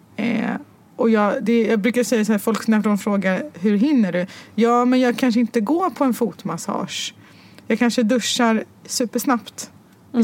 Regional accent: Stockholm, Stockholm County, Sweden; also born or lived in Morocco; jag var född och uppvuxen på Götgatan

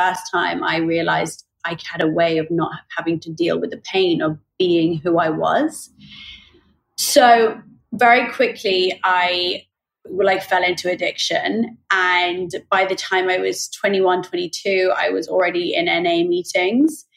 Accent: Oxford, South East England, United Kingdom; I grew up in Oxford in the UK

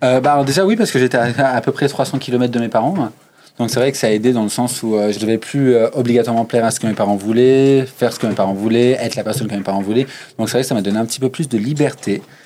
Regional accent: Chambéry, Auvergne-Rhône-Alpes, France; moved away as an adult; now in Clermont-Ferrand, France; je viens d'un petit coin reculé euh, qui s'appelle la Savoie, du coup le 73, dans l'est de la France. Je viens de Chambéry. Et euh, je suis ici pour mes études depuis 7 euh, ans maintenant.

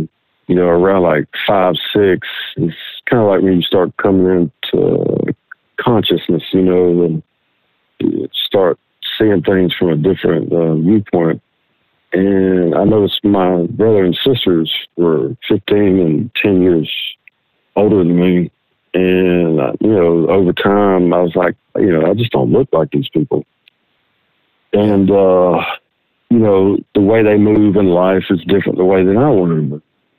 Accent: Wyoming, United States; born there; Well, I'll start off saying that I was born in Wyoming, in a different state here in the States.

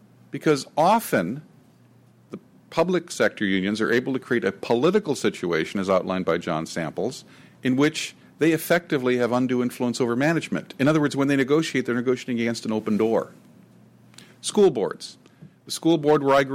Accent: near the Sacramento Delta, California, United States; In the Sacramento Delta, near where I grew up

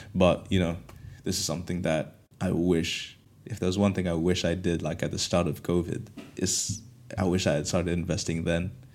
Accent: Kenya; moved away as an adult; also born or lived in Canterbury, United Kingdom; now in United Kingdom; growing up in Kenya, um, coming to the U K for university

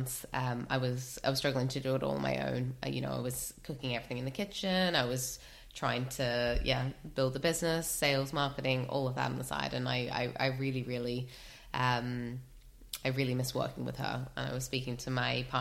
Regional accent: Australia; moved away as an adult; now in United Kingdom; I grew up in Australia, moved here, oh my goodness, about 13 years ago now

